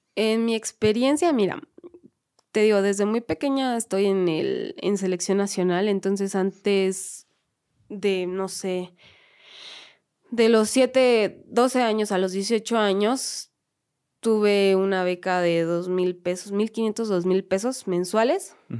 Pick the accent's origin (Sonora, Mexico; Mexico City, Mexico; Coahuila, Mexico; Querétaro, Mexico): Mexico City, Mexico; las que somos de aquí de la Ciudad de México